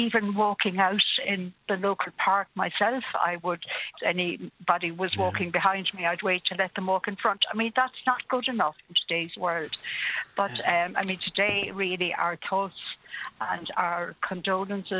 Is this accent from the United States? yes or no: no; County Laois, Midlands, Ireland; moved away; I'm a Midland girl myself. I come from County Leash originally